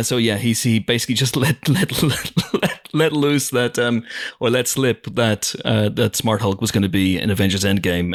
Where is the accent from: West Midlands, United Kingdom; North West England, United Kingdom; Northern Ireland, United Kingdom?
Northern Ireland, United Kingdom; Banbridge; a town in Northern Ireland called Drumora, which is near my hometown of Banbridge